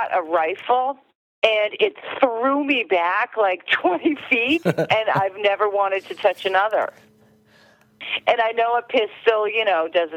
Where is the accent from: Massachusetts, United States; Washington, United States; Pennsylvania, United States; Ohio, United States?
Massachusetts, United States; Marblehead; moved away as an adult; also born or lived in Revere, Massachusetts / Everett, Massachusetts / Saugus, Massachusetts; now in New Hampshire, United States; I'm originally from Marblehead, which is in Massachusetts, but I've lived all over, Revere, Everett, Saugus. And then I moved to New Hampshire.